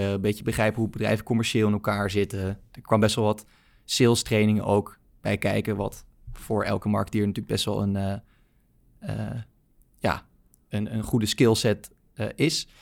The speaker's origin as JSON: {"language": "Dutch", "town": "Baarn", "region": "Utrecht", "country": "Netherlands", "tie": "born or raised there", "moved": "as an adult", "lives_now": "Amsterdam, Netherlands", "said": "Ik ben opgegroeid in Baarn, klein dorpje, provincie Utrecht"}